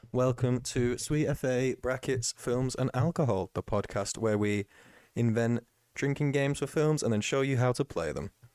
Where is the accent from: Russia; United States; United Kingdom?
United Kingdom; England; We're English